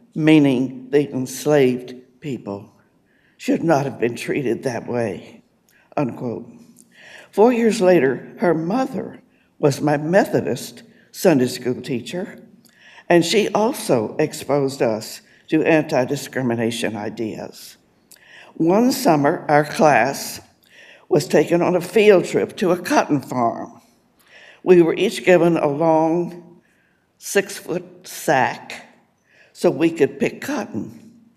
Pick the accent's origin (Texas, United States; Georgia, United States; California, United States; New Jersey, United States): Texas, United States; Austin; I grew up in Austin, Texas